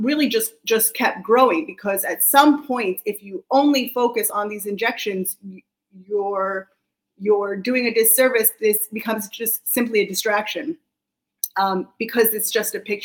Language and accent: English; just outside DC on the Virginia side, United States; now in Israel; I'm American also. I was grew up just outside DC on the Virginia side